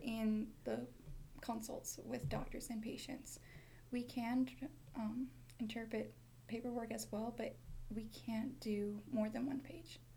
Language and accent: English; Ronan, Montana, United States; I am from Ronan, Montana